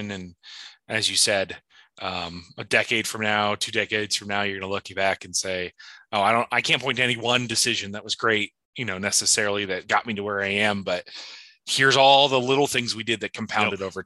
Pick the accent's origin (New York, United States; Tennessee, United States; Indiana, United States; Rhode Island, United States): Indiana, United States; I'm from Indiana. I don't like Tom Brady.